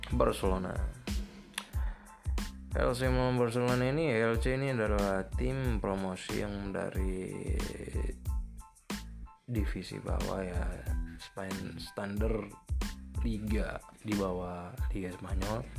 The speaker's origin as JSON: {"language": "Indonesian", "town": "Medan", "region": "North Sumatra", "country": "Indonesia", "said": "Asal saya dari Medan."}